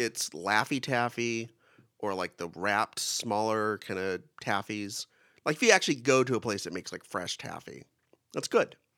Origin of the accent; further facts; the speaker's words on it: Kingsburg, California, United States; I grew up in Kingsburg, which is the raisin, has more raisin production than any town or city